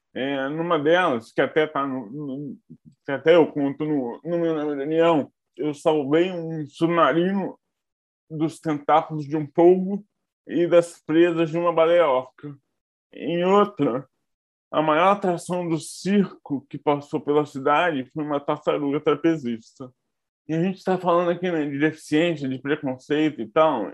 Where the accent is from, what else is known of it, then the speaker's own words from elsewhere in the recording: Barra Mansa, Rio de Janeiro, Brazil; moved away as an adult; now in Rio de Janeiro, Brazil; Eu nasci em Barra Mansa, mas moro no Rio há mais ou menos 17 anos. Eu vim para fazer faculdade e acabei ficando